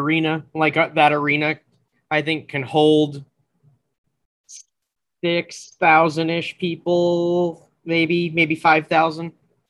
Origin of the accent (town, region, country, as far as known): Montana, United States